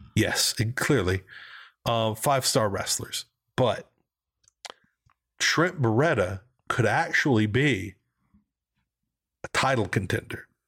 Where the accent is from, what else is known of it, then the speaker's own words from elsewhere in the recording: the South, United States; I grew up in the South